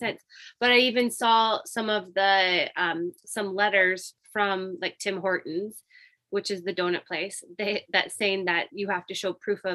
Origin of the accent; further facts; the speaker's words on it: Indiana, United States; now in British Columbia, Canada; I'm actually originally from Indiana. I was born in the States